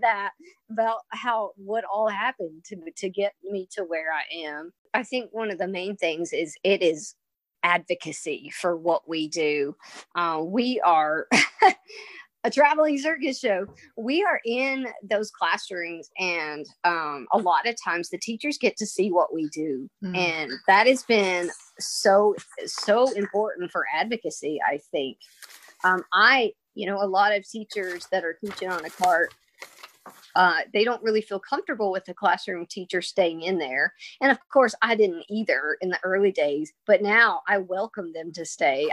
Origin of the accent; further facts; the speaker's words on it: United States; also born or lived in Kentucky / Tennessee / Nebraska; I'm from Kentucky and Tennessee